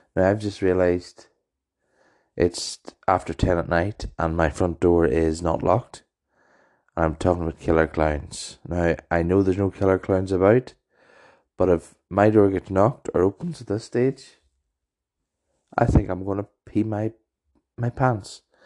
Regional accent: Maghera, Northern Ireland, United Kingdom; also born or lived in Ballymoney; my home town of Magerfeld

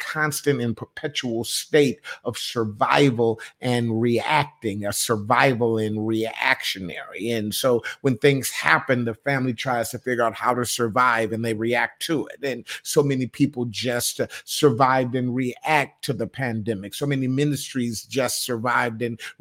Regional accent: Michigan, United States; also born or lived in Ohio / New York; now in North Carolina, United States; I grew up in Michigan, I went to Ohio, I went to New York.

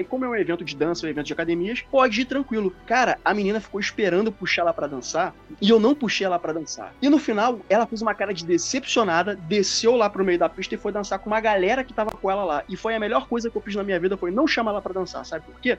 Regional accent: Rio de Janeiro, Brazil; eu sou do Rio de Janeiro

